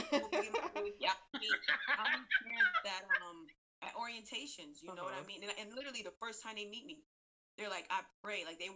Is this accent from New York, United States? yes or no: yes; Buffalo, New York, United States; moved away as an adult; now in Brooklyn, New York, United States; I currently live in Brooklyn, New York. I've been in New York for about 12 years, but I'm from Buffalo all day, 716.